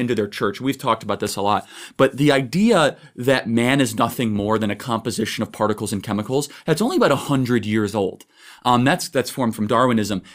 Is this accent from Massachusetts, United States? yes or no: no; Chicago, Illinois, United States; I'm from Chicago